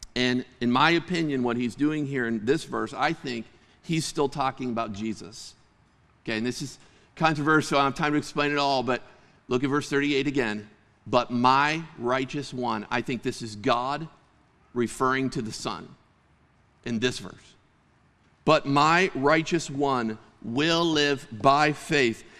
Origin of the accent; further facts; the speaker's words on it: Clymer, Pennsylvania, United States; I grew up in Western Pennsylvania, and I had the privilege of living on the sa-, in the same area as my grandma